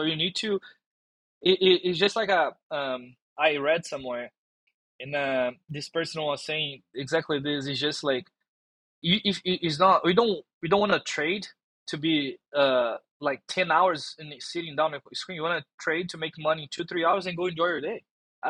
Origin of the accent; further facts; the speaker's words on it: Brazil; English is a second language; now in United States; And that was a big thing when I came from Brazil.